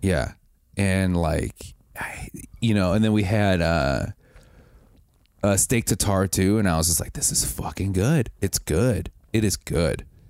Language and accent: English; Wisconsin, United States; I grew, I grew up in Wisconsin